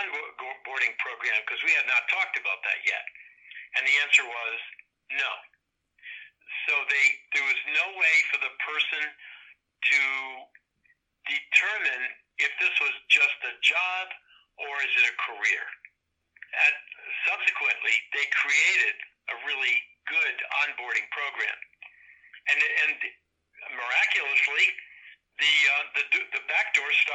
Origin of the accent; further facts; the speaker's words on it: Connecticut, United States; I'm from Connecticut. I've lived here most all my life